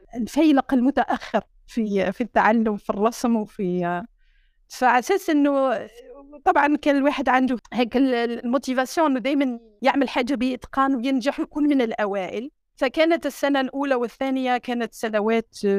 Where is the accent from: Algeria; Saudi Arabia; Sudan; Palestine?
Algeria; Sétif, Sétif Province; moved away; سطيف اوله مدينتي